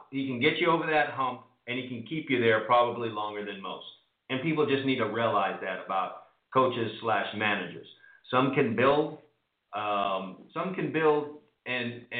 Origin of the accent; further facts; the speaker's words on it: New York, United States; I'm a New Yorker